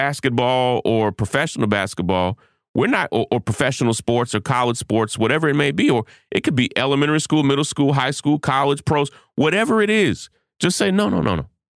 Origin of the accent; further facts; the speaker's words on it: Kentucky, United States; I'm from Kentucky, so, yeah, you know, you just have to understand where I come from.